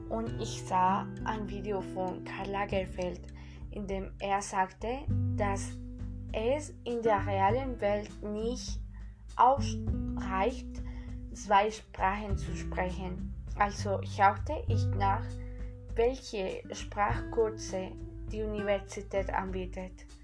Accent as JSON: {"language": "German", "country": "Colombia", "second_language": "German", "said": "ich komme aus Kolumbien."}